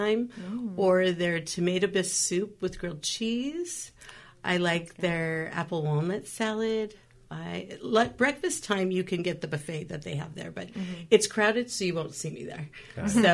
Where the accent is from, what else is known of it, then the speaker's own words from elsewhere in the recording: Montebello, California, United States; now in Whittier, United States; I grew up in Montebello, but we would drive to Skateland.